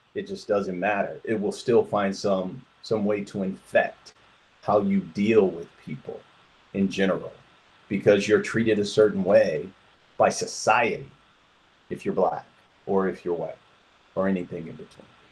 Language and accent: English; Detroit, Michigan, United States; also born or lived in Flint, Michigan; now in Georgia, United States; I am originally from Detroit, Michigan. Um, I grew up there